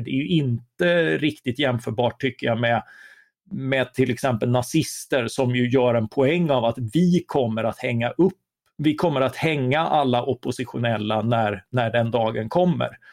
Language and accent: Swedish; Karlskrona, Blekinge, Sweden; moved away; Jag är själv uppvuxen i Karlskrona